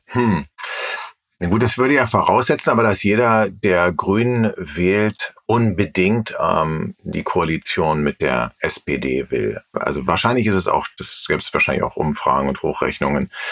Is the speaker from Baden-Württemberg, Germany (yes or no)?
no; Berlin, Germany; als Berliner